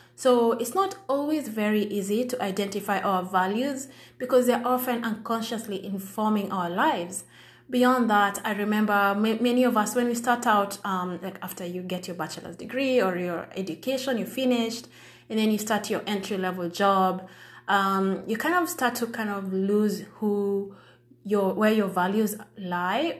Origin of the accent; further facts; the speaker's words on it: Kenya; I'm from Kenya